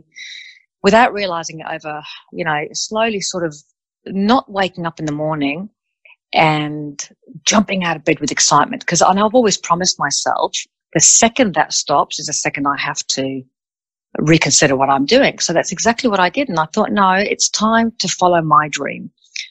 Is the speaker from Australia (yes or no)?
yes; Australia; also born or lived in Melbourne, Australia / Sydney, Australia; I'm from Australia. I decided to move from Melbourne to Sydney